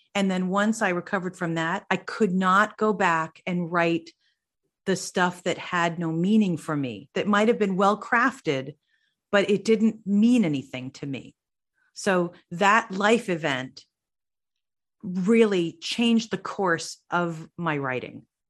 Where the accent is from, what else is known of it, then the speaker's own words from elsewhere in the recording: New Jersey, United States; moved away; also born or lived in Nashville; I am from New Jersey